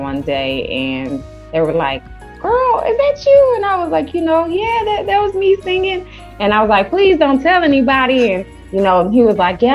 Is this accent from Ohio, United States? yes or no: no; Sacramento, California, United States; also born or lived in Twin Cities, Minnesota; now in Minneapolis–Saint Paul, United States; I'm originally from Sacramento, California, but I reside in the Twin Cities